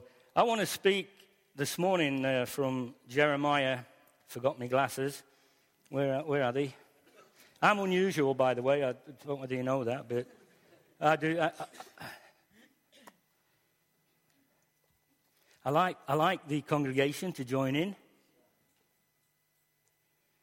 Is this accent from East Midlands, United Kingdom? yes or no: yes; Newton / Ilkeston, East Midlands, United Kingdom; the last 2 years of my schooling life, from 14 to 16, was in Ilkeston. I came from Newton down to Westhouses on the bus